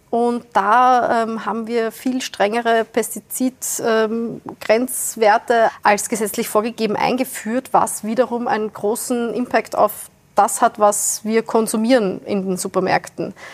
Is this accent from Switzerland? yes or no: no; Wiener Neustadt, Lower Austria, Austria; Äh, ich komme aus Wiener Neustadt, südlich von Wien.